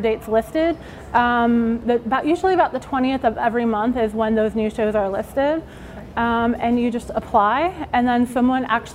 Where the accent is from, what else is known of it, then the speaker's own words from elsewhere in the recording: New York City, New York, United States; moved away as an adult; now in Atlanta, United States; I'm originally from New York City. I just moved to Atlanta